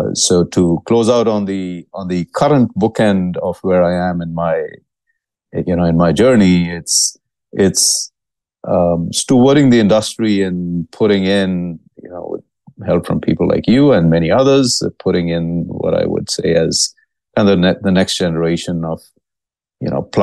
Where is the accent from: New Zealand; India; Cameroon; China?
India; now in Dallas, United States; I'm originally from India.